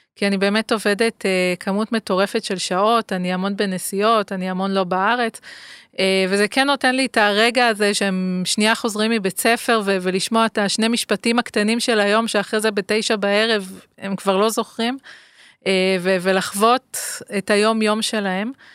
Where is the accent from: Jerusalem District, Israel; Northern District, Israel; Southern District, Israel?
Southern District, Israel; Ashdod; גדלתי באשדוד, שהיא גם עיר uh, על הים, ימית